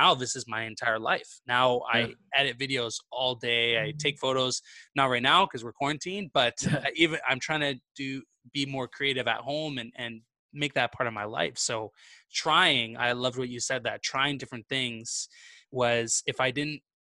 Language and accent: English; Vancouver, British Columbia, Canada; moved away as an adult; now in Montreal, Canada; I'm originally from the West Coast, so from Vancouver, BC.